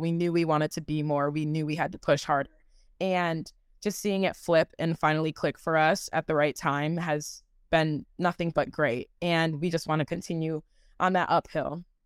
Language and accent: English; Michigan, United States; moved away as an adult; now in Kansas City, United States; I'm originally from Michigan